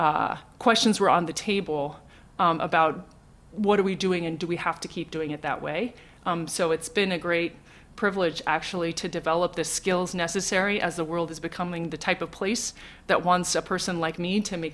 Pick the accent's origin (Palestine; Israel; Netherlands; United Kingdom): United Kingdom; London; born there; I was born in London. My father is from Ireland.